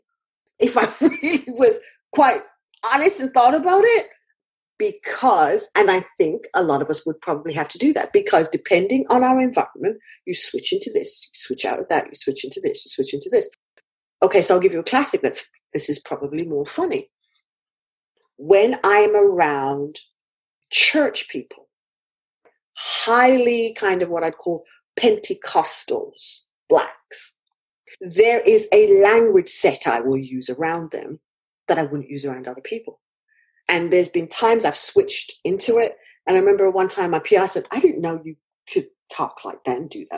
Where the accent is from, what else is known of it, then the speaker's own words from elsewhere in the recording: United Kingdom; being a British person.